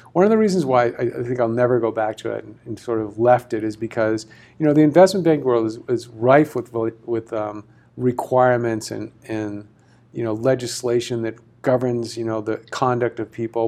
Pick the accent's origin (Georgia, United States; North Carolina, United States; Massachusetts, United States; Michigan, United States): Massachusetts, United States; moved away; I'm from Massachusetts originally